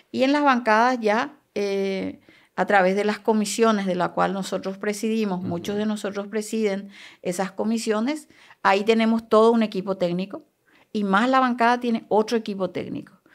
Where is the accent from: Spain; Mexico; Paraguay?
Paraguay; Canindeyú; esté una canindeyuense, porque yo soy de Canindeyu.